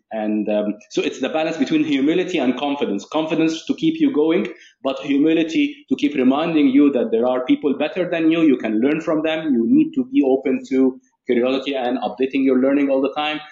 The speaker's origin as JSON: {"language": "English", "town": "Cairo", "region": "Cairo Governorate", "country": "Egypt", "tie": "born or raised there", "moved": "as an adult", "lives_now": "United Arab Emirates", "said": "i was raised in the uae and then i mm-hmm. moved um, to cairo egypt uh, my, my home country where i lived approximately uh, 23 years"}